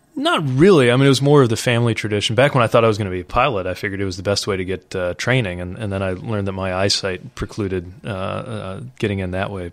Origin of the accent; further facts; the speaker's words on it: South Bend, Indiana, United States; it's my hometown